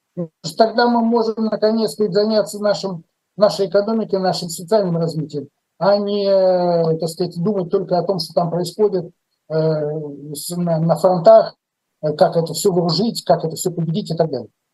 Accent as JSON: {"language": "Russian", "town": "Lviv", "region": "Lviv Oblast", "country": "Ukraine", "said": "мой э, земляк Виталий Манский, мы из Львова"}